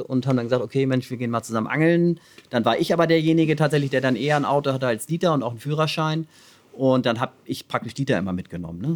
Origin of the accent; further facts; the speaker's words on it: Hamburg, Germany; ich bin halt am Rand von Hamburg irgendwie aufgewachsen